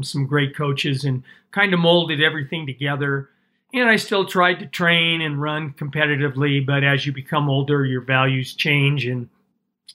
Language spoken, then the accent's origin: English; Denver, Colorado, United States; also born or lived in Leadville, Colorado; I grew up in Denver